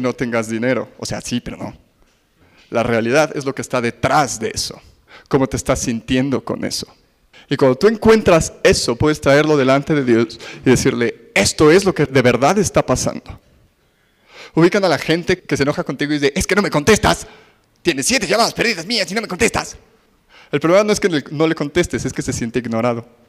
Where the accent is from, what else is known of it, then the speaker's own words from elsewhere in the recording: Mexico City, Mexico; somos chilangos